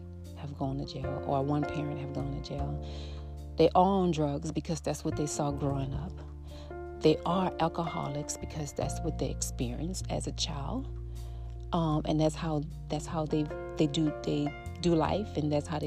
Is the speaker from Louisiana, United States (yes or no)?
yes; New Orleans, Louisiana, United States; I grew up in the Florida projects. I grew up in a house, but we live right across the street. Like, our house and other houses set inside of a L-shape Florida project, Ninth Ward.